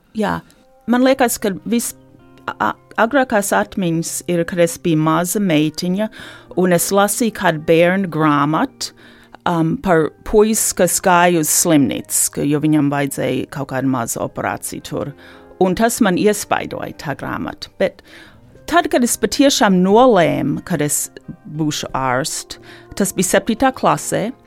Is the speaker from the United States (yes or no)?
yes; Detroit, Michigan, United States; moved away as an adult; also born or lived in Ann Arbor, Michigan; now in Latvia; es uzaugu eh, Detroitas Latviešu sabiedrībā, Un faktiski visu mūžu līdz šim esmu, dzīv, esmu dzīvojis Mičiganā